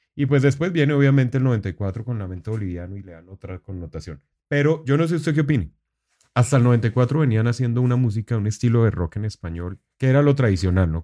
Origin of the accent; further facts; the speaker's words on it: Colombia; estaba fuera de Colombia en ese momento